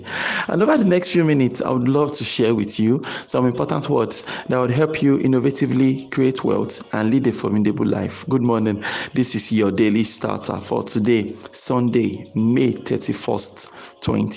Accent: Nigeria; I'm a Nigerian, I live in Nigeria

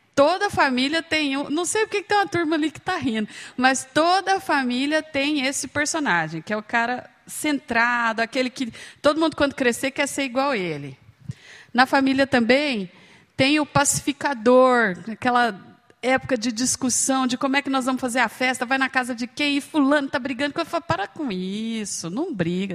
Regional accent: Uberlândia, Minas Gerais, Brazil; moved away as an adult; now in Campinas, Brazil; eu moro em Campinas já há alguns anos, eu fui para lá para estudar, mas eu sou de Uberlândia, Minas Gerais, lá do Triângulo Mineiro

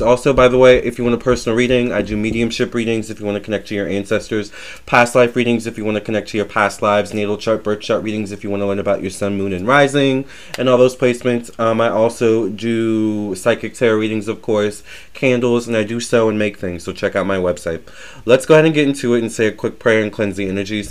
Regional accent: Virginia, United States; I do consider myself a Southern belle. I am from Virginia

